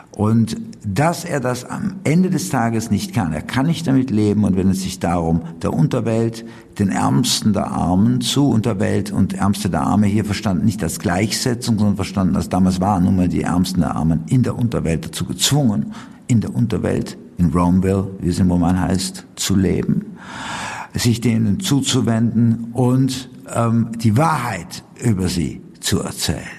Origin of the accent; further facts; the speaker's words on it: Switzerland; Ich komme ja aus der Schweiz. Da kann man wirklich von einer heilen Welt im Kontrast sprechen, wo wir sogar eine Basisdemokratie haben.